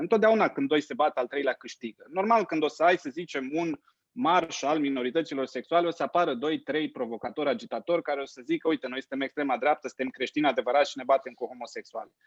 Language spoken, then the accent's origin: Romanian; Romania; Eu am crescut în România mucului în batistă și în fular